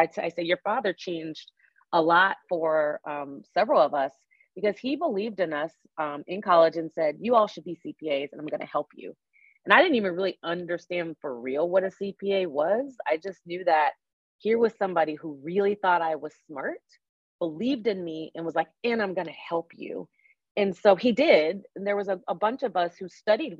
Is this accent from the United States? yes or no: yes; Fairfax County, Virginia, United States; also born or lived in Arlington, Virginia / Annandale, Virginia / Alexandria, Virginia / Charlottesville, Virginia; I grew up in the Washington, D.C. area on the Virginia, they call it the DMV. I grew up on the Virginia side. So yeah, right outside of D.C., Fairfax County.